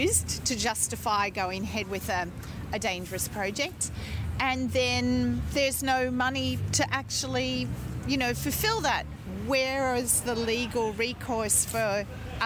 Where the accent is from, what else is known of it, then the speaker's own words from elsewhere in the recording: New Zealand; I'm from New Zealand